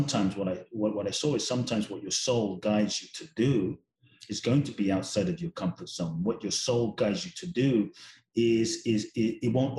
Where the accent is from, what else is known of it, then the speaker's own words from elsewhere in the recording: London, United Kingdom; I grew up in London. My father's from Ghana, my mother's Japanese